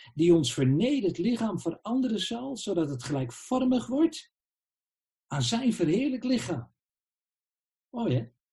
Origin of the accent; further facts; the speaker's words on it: Netherlands; we zijn burgers van het Rijk der Nederlanden